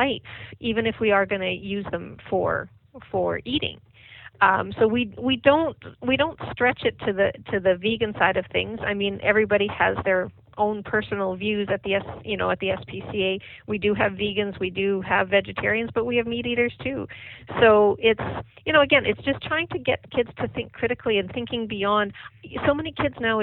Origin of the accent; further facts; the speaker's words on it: Saskatchewan, Canada; moved away; I'm from Saskatchewan